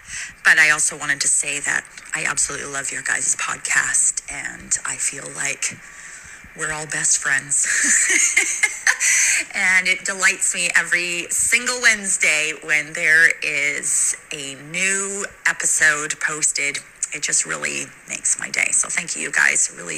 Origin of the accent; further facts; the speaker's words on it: Canada; now in Dubai, United Arab Emirates; I am listening to you with my morning coffee as the sun is rising in Dubai. And I'm Canadian.